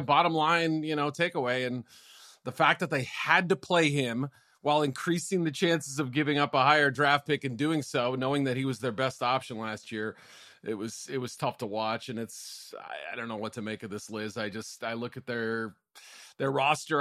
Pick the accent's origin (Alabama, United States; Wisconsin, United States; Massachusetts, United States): Massachusetts, United States; Andover; Your alma mater in my hometown, he's from Andover, Mass